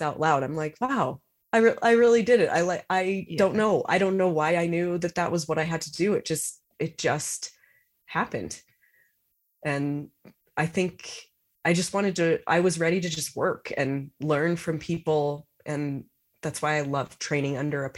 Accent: United States; also born or lived in Sydney, Australia; I'm an American in Australia

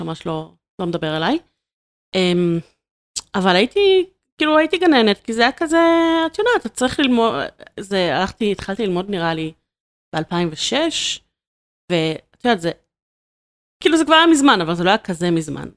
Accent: Ramat Gan, Tel Aviv District, Israel; moved away as an adult; now in Pardes Hanna, Israel; אני לגמרי מרכזניקית, אני במקור מרמת גן

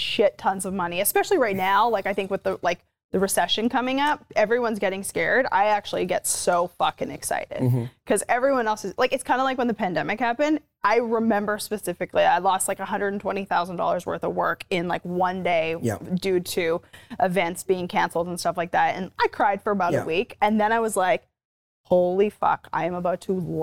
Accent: Canada; now in United States; Originally from Canada

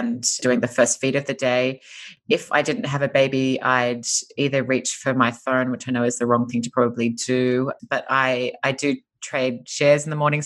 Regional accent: Australia; moved away as an adult; now in Los Angeles, United States; I'm an Australian and we moved to LA 4.5 years ago

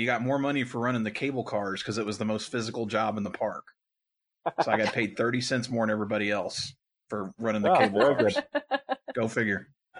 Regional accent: Louisville, Kentucky, United States; I grew up in Louisville

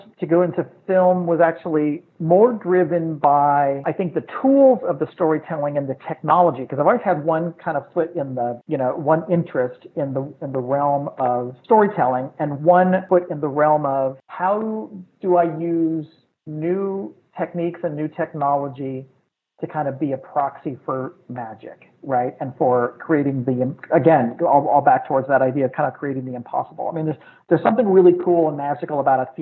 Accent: St. Louis, Missouri, United States; I grew up in St. Louis in the Midwest

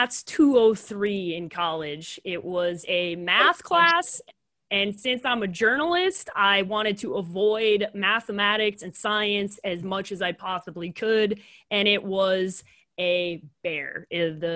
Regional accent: Chicago, Illinois, United States; moved away; I love growing up in the city. And I do miss Chicago a lot, especially just like the area that I grew up in.

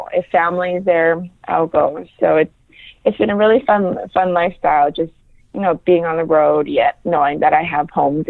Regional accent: Hawaii, United States; And I think the way we were raised in Hawaii, you know, just always volunteering to help, always feeding the homeless, I saw it on a smaller scale growing up.

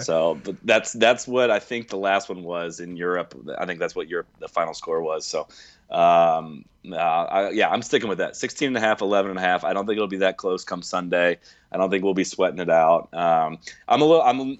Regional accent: United States; I'm an American

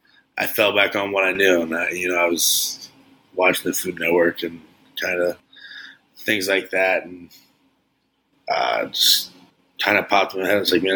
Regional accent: Frankfurt, Hesse, Germany; born there; also born or lived in Ohio, United States; I was born in Germany.

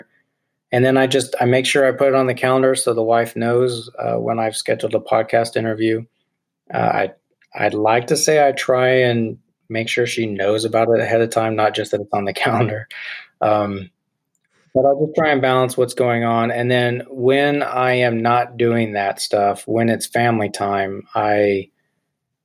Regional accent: Kansas, United States; moved away as an adult; I really wanted to get out of Kansas for a while

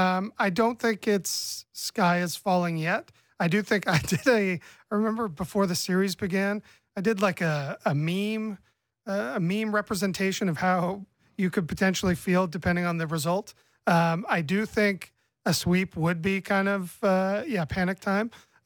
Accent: Oshawa, Ontario, Canada; speaking as someone who was born and raised in the Schwa.

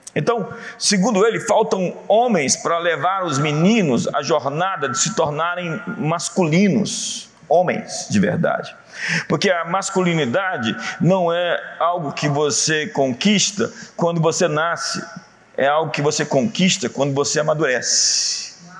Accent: Brazil; Somos todos filhos do Brasil, somos brasileiros

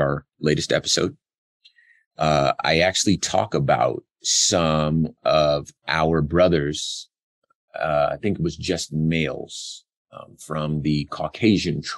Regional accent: Compton, California, United States; I'm from Compton, California

